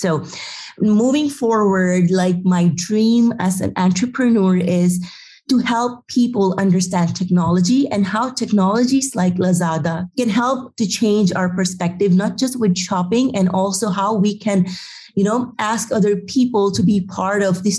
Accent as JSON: {"language": "English", "town": "Madrid", "region": "Community of Madrid", "country": "Spain", "said": "I can run Happy Lab even I am from Madrid."}